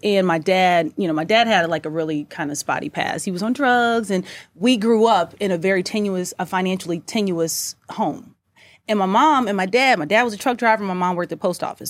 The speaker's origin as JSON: {"language": "English", "town": "Kansas City", "region": "Missouri", "country": "United States", "also_born_or_lived": "St. Louis, Missouri", "said": "I'm from Kansas City, then I went to med school in Salute"}